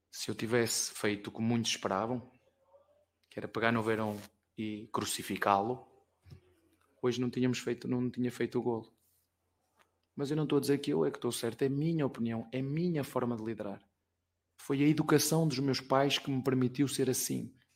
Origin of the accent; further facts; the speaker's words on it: Penafiel, Norte, Portugal; moved away; Lá na minha terra, em Penafiel